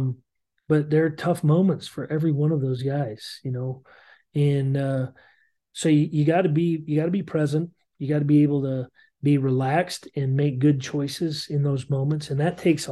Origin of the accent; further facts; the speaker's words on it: Montana, United States; moved away; also born or lived in Iowa; growing up in Montana.